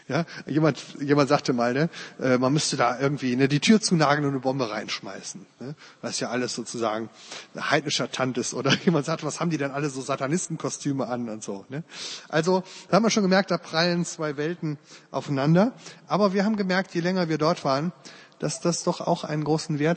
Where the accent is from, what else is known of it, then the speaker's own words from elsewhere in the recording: Uerdingen, North Rhine-Westphalia, Germany; im Jahr 85 hat meine Heimatstadt Bayer-Irdingen 05 den DFB-Pokal gewonnen.